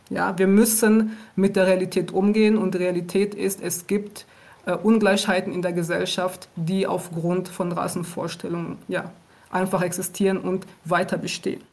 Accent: Aachen, North Rhine-Westphalia, Germany; moved away as an adult; also born or lived in Rwanda; now in Berlin, Germany; Ich bin in Ruanda geboren und ich äh, bin mit meiner Familie im Jahr 1994 nach Deutschland gekommen aufgrund des äh, Völkermordes in Ruanda. Und ich bin in Aachen aufgewachsen

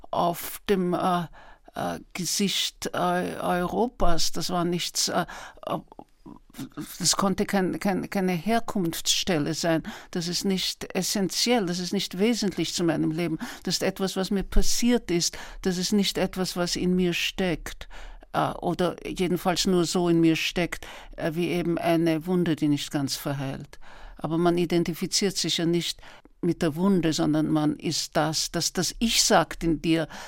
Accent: Vienna, Austria; dass die eigentliche Kindheit dort stattfindet, wo man etwas lernt, zum Beispiel Sprechen und Lesen, das habe ich in Wien gelernt

